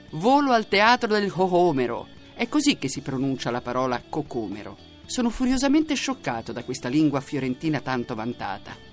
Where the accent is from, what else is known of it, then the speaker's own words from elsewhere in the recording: Croatia; Italian is a second language; now in Bologna, Italy; Vengo dalla Croazia